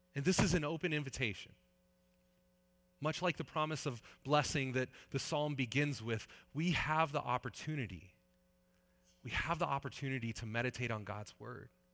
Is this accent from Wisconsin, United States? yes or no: no; Northern California, United States; also born or lived in Saskatchewan; I grew up in Northern California.